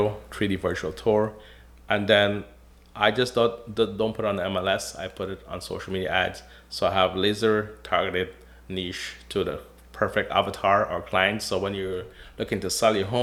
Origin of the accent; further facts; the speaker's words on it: Guyana; also born or lived in Toronto, Canada / Windsor, Canada; now in Lakeshore, Canada; I was born in Guyana, South America, came to Canada in 1987, lived in Toronto up until 2003